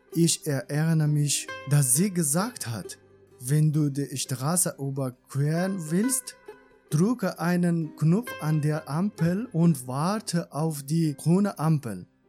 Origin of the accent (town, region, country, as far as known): Iran; born or raised there; German is a second language; moved away as an adult; now in Germany